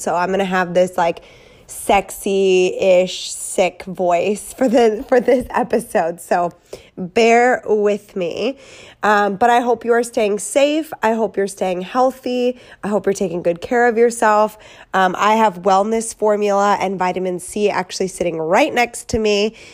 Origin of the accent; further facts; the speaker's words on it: Wisconsin, United States; moved away as an adult; now in California, United States; I'm a girl from Wisconsin